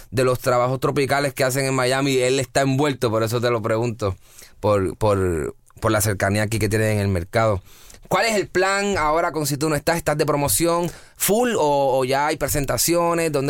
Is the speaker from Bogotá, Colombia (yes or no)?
no; Barranquilla, Atlántico, Colombia; en mi caso, mi caso es de Barranquilla, yo soy costeño, eh, mi esposa es de Barranquilla.